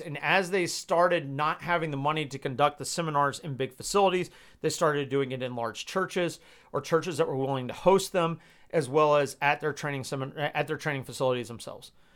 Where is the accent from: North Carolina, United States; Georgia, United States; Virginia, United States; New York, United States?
Georgia, United States; I'm from Georgia